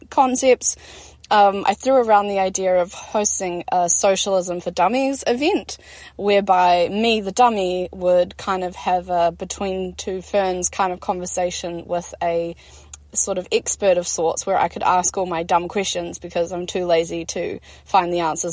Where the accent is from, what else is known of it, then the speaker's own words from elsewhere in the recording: Christchurch, Canterbury, New Zealand; I've been born and raised in Otatahi